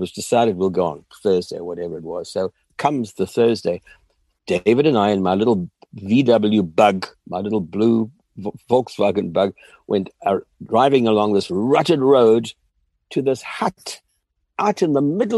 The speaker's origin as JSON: {"language": "English", "country": "South Africa", "tie": "born or raised there", "also_born_or_lived": "Northern Rhodesia", "moved": "as an adult", "said": "I grew up in South Africa"}